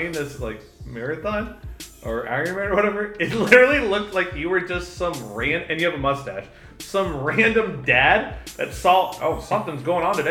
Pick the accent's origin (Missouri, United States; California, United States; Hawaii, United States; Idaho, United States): Missouri, United States; Jefferson City; now in Los Angeles, United States; I came from Jefferson City, Missouri, which is bigger